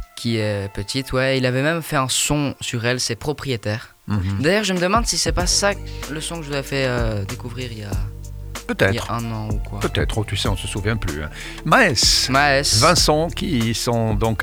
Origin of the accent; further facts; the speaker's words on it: Belgium; nous sommes pas français, nous sommes belges, mais on mhm. parle français